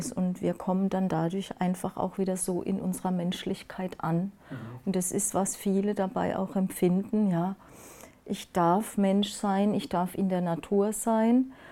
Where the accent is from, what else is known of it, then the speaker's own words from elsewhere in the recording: Rhineland-Palatinate, Germany; ich komme aus dem Pfälzer Wald ne, und ja. Ah. bin aufgewachsen im Wald. Ich bin also ein echtes äh, Wald, ein Waldmensch